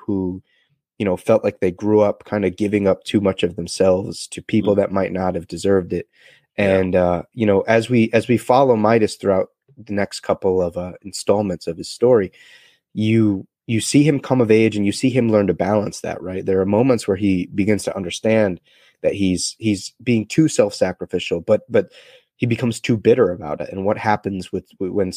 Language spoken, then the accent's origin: English; New London, Connecticut, United States; my hometown of New London, Connecticut